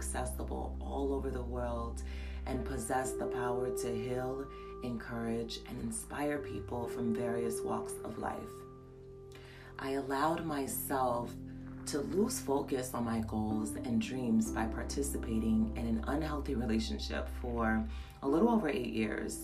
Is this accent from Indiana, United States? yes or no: yes; Merrillville, Indiana, United States; moved away as an adult; also born or lived in Gary, Indiana / New York / Texas; now in Georgia, United States; I grew up in Gary, Indiana and moved to Maryville, Indiana when I was around age 9.